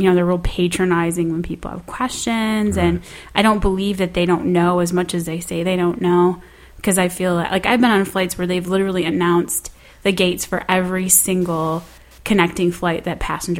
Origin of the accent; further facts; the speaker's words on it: Midwest, United States; I'm from the Midwest.